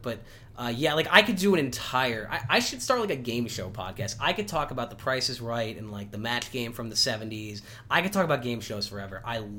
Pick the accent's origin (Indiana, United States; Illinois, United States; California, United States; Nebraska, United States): Illinois, United States; outside of Chicago; one of my favorite places as a kid growing up outside of Chicago was Hungry Howie's Pizza